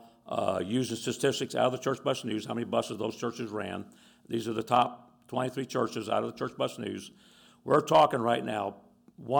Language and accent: English; Tampa, Florida, United States; Tampa, Florida. I grew up in Tampa